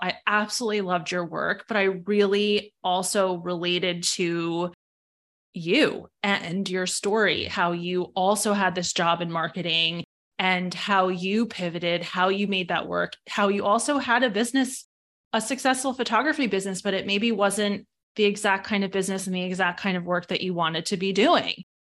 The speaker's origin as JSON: {"language": "English", "region": "New York", "country": "United States", "moved": "yes", "lives_now": "Fairfield County, Connecticut, United States", "said": "I'm from New York originally, but I'm based in Fairfield County, Connecticut"}